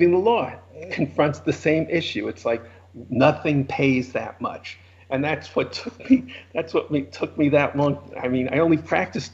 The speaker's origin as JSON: {"language": "English", "town": "New York City", "region": "New York", "country": "United States", "also_born_or_lived": "Los Angeles / San Francisco", "accent": "New York", "moved": "as an adult", "said": "you can hear from my accent I'm a New Yorker originally."}